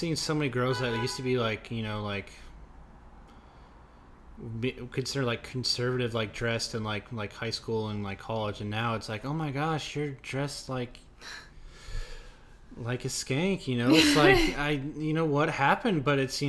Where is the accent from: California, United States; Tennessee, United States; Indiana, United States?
Indiana, United States; Indianapolis; I'm from Indianapolis